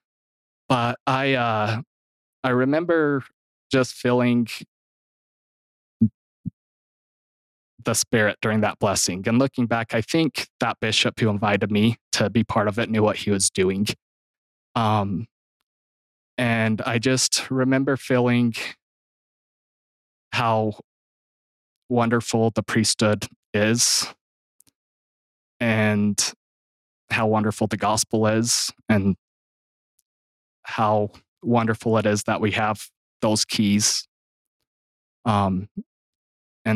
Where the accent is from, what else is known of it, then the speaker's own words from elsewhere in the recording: Gunlock, Utah, United States; I'm from Gunlock, Utah. I grew up in a big family